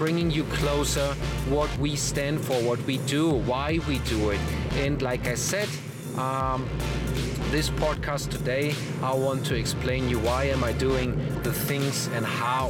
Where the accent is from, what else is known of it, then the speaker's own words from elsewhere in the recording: Germany; accent: German; English is a second language; moved away as an adult; also born or lived in Netherlands; now in Mexico; even in broken Dutch, with my German accent